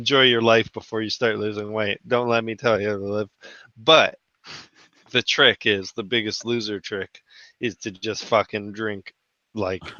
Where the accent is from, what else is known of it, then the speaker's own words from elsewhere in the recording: Canada; I'm Canadian